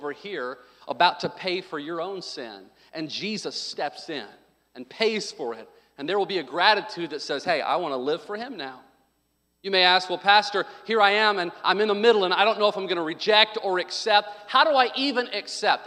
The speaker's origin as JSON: {"language": "English", "region": "Arkansas", "country": "United States", "tie": "born or raised there", "said": "I was born in Arkansas"}